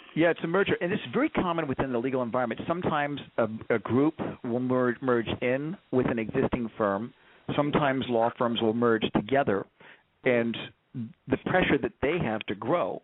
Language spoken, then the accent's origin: English; Corpus Christi, Texas, United States; I grew up down in uh, Corpus Christi